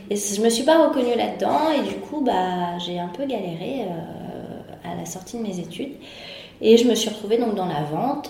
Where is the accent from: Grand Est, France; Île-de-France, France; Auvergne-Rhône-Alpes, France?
Île-de-France, France; Paris; de naissance, j'ai toujours grandi à Paris